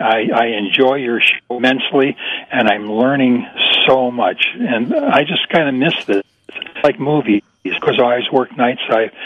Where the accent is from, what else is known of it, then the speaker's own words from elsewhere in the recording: Park Ridge, Illinois, United States; moved away as an adult; also born or lived in Seattle / Woodstock, Illinois; we just moved back to Chicago from Seattle. I was born and raised here in Park Ridge and lived here 55 years. Then I retired and moved to Seattle. We've been there for 26 years and just moved back.